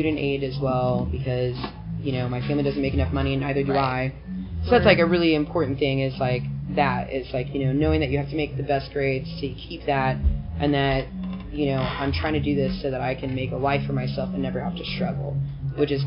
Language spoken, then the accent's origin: English; Kansas City, Missouri, United States; also born or lived in Nashville, Tennessee; I grew up in Kansas City my whole life.